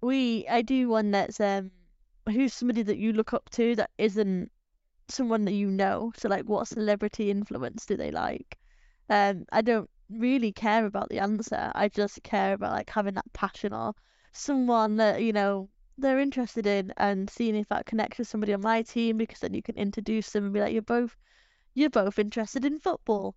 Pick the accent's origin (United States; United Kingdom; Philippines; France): United Kingdom; England; we're English